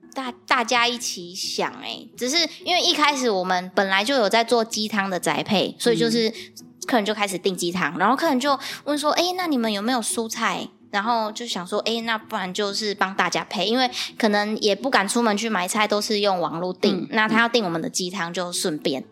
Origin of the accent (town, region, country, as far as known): Dakeng farm, Tainan, Taiwan; born or raised there